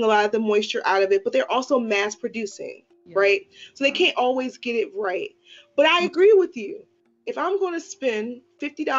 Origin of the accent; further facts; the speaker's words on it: Washington, District of Columbia, United States; I grew up in Washington, D.C. I grew up in the era of block parties and community cleanups